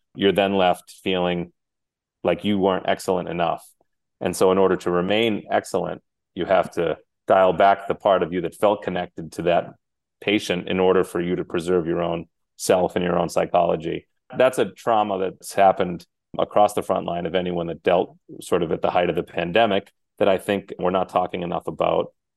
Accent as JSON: {"language": "English", "area": "Cape Cod", "region": "Massachusetts", "country": "United States", "tie": "born or raised there", "said": "I was raised in Cape Cod, Massachusetts"}